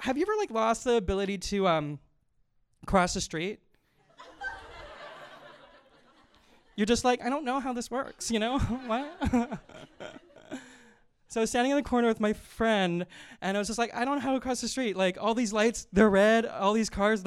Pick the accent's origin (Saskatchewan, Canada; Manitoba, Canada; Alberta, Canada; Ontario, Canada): Manitoba, Canada; Winnipeg; I'm from Winnipeg, Manitoba